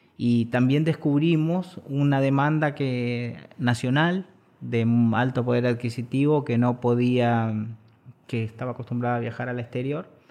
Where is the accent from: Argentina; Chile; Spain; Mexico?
Argentina; nosotros sentimos como argentinos